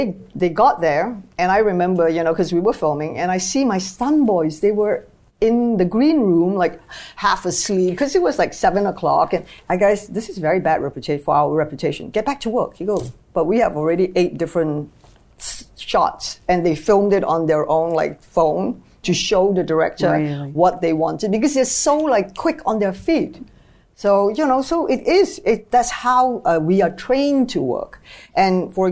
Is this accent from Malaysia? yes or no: yes; Malaysia; moved away as an adult; also born or lived in China; I come from Malaysia, and we're a very multiracial country